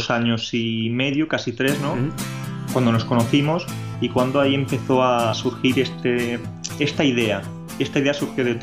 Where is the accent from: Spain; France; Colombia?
Spain; Catalonia; born there; also born or lived in Andalusia; No, soy de tanto del norte como del sur. ¿Por qué? Porque soy catalán de nacimiento, aunque he pasado, he vivido durante muchos años en Anda